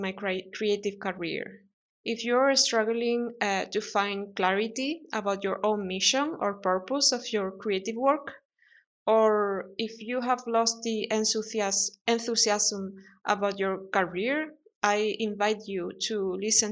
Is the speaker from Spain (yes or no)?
yes; Spain; English is a second language; moved away as an adult; also born or lived in London; leave my hometown in Spain